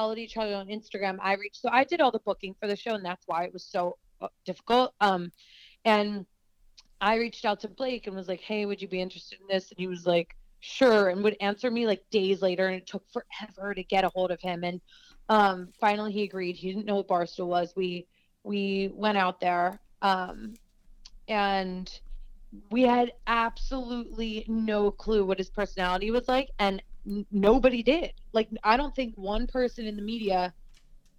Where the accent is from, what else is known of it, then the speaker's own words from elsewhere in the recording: the Main Line, Pennsylvania, United States; I grew up on the Main Line